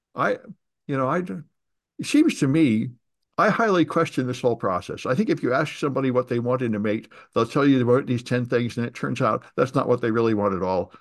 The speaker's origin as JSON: {"language": "English", "region": "California", "country": "United States", "said": "I'm from California"}